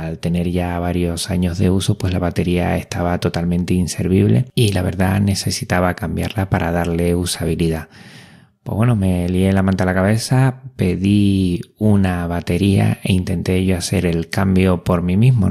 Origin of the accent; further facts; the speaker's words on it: Spain; also born or lived in Canary Islands; como español